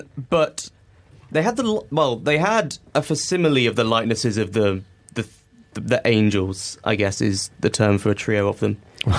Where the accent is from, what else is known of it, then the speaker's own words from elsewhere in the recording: Singapore; also born or lived in Hong Kong; Well, okay, so I grew up in Singapore and Hong Kong